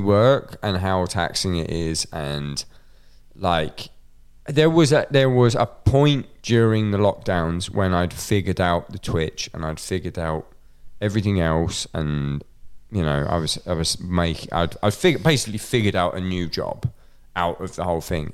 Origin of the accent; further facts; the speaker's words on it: Scotland, United Kingdom; me being Scottish